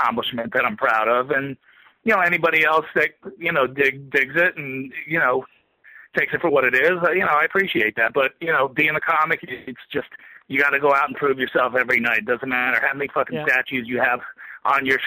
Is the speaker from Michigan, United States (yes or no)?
no; New Jersey, United States; now in New York, United States; I grew up in Jersey.